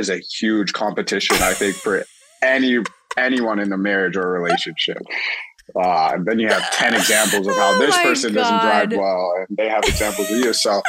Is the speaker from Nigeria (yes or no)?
no; Toronto, Ontario, Canada; I'm from Toronto